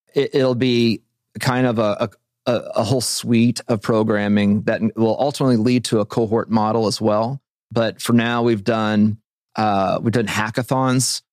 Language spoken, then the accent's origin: English; Joplin, Missouri, United States; moved away as an adult; also born or lived in Kansas City; now in Bentonville, United States; I'm from Joplin, Missouri